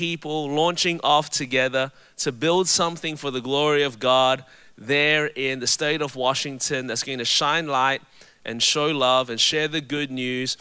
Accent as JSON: {"language": "English", "town": "Melbourne", "region": "Victoria", "country": "Australia", "tie": "born or raised there", "moved": "yes", "lives_now": "Anderson, United States", "said": "my voice is a little bit different. It's because I was born and raised in Melbourne, Australia"}